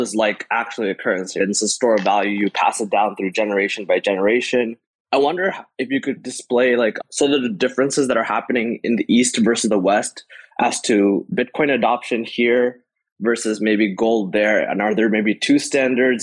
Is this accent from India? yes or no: yes; India; moved away; I'm from India, or I grew up in India basically and moved here.